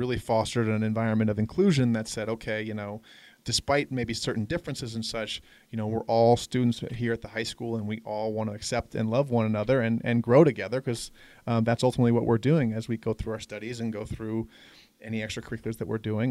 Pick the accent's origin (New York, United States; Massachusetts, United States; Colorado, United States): Colorado, United States; Denver; moved away as an adult; also born or lived in Los Angeles, California; now in San Francisco, United States; I'm originally from Denver, Colorado. I grew up here